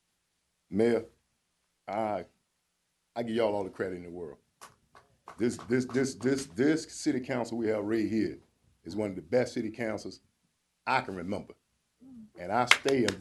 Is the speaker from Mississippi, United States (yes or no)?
no; Norfolk, Virginia, United States; I'm originally from Huntersville, but grew up out Camp Stella